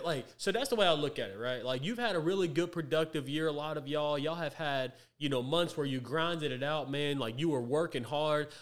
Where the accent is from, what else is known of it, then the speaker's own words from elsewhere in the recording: Tyler, Texas, United States; I was born and raised right here in Tyler